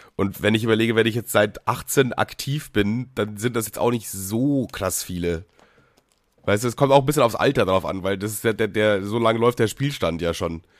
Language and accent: German; Bavaria, Germany; ich komme ja aus Bayern